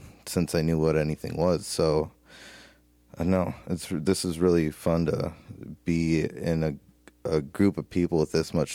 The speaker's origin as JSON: {"language": "English", "region": "Minnesota", "country": "United States", "moved": "as an adult", "lives_now": "Montana, United States", "said": "I'm from Minnesota, and just I moved out to Montana like 10 years ago"}